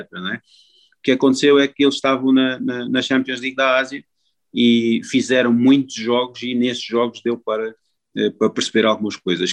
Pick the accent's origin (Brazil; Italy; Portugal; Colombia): Portugal; moved away; como português